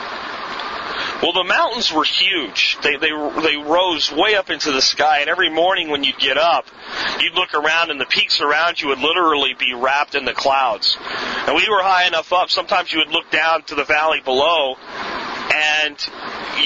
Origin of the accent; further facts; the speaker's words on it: Pennsylvania, United States; where I grew up in Pennsylvania